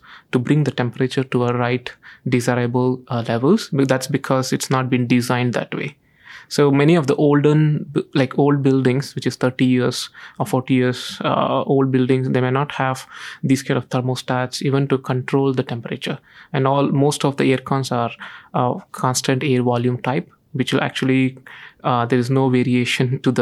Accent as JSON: {"language": "English", "country": "India", "moved": "yes", "lives_now": "Singapore", "said": "I came from India where water stress is under very high levels"}